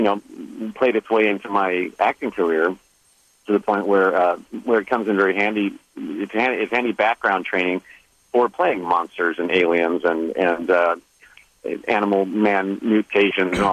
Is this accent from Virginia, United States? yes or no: no; Indiana, United States; I grew up in Indiana